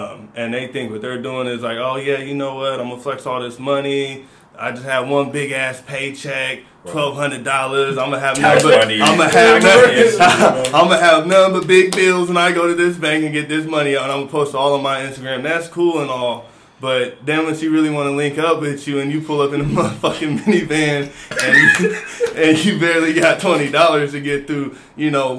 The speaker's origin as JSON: {"language": "English", "town": "Seattle", "region": "Washington", "country": "United States", "also_born_or_lived": "Louisiana", "said": "I'm from Seattle, everybody. I've been out here for a while. Family from Louisiana, moved back up here in 2009."}